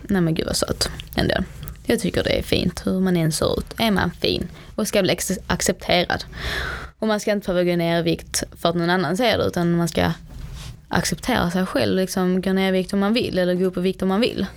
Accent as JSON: {"language": "Swedish", "country": "Sweden", "tie": "born or raised there", "said": "Jag är dock född i Sverige"}